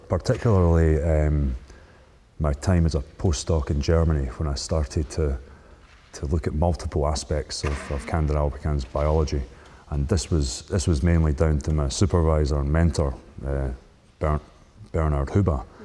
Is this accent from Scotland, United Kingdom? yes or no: yes; Scotland, United Kingdom; moved away; I'm originally from Scotland